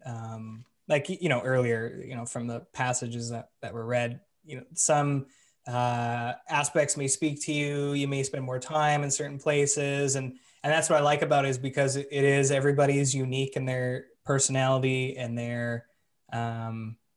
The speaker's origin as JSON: {"language": "English", "town": "Vancouver", "region": "British Columbia", "country": "Canada", "said": "we're from Vancouver, so like, yeah, West Coast"}